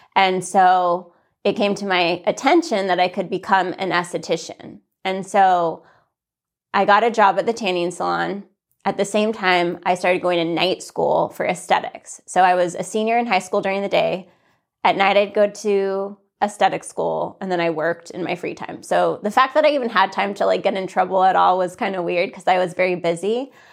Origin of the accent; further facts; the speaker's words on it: Santa Fe, New Mexico, United States; also born or lived in California; I grew up most of my life in, in Santa Fe